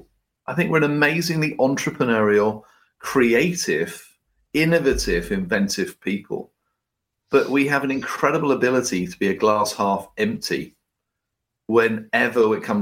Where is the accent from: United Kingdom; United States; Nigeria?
United Kingdom; us in Britain